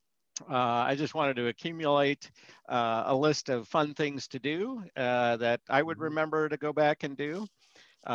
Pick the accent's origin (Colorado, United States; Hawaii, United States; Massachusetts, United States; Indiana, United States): Colorado, United States; moved away as an adult; also born or lived in Boulder, Colorado; now in Florida, United States; We were both originally from Colorado